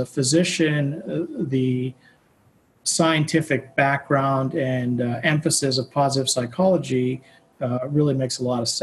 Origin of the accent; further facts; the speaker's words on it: Pittsburgh, Pennsylvania, United States; also born or lived in New York City; I grew up in Pittsburgh, and I did my undergrad at Carnegie Mellon here